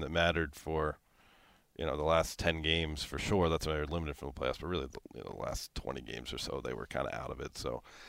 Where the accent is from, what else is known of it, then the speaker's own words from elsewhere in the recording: outside Philadelphia, Pennsylvania, United States; moved away as an adult; now in Los Angeles, United States; I grew up outside Philadelphia